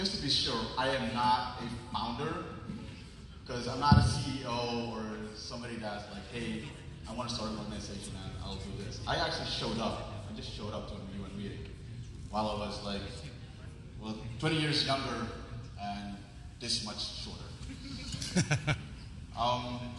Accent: Maluku, Indonesia; I'm from Maluku. If you don't know where it is right above Australia, between Australia and Philippines.

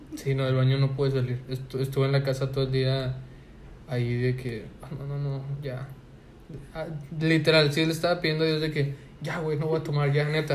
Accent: Monterrey, Nuevo León, Mexico; como buen regio

